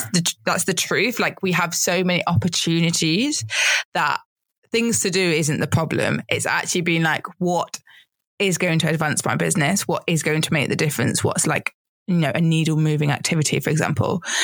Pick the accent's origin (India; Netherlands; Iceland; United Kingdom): United Kingdom; as a British person